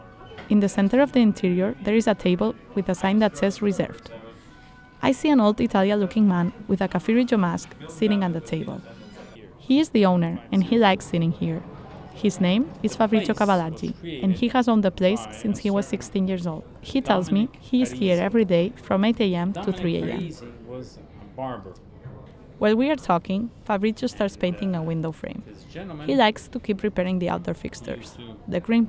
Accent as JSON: {"language": "English", "town": "Barcelona", "region": "Catalonia", "country": "Spain", "moved": "yes", "lives_now": "New York City, United States", "said": "I am from Barcelona, a city where historical coffee houses are sadly disappearing"}